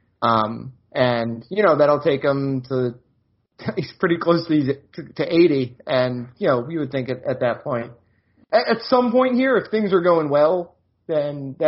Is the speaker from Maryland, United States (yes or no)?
yes; Maryland, United States; moved away; my hometown of Maryland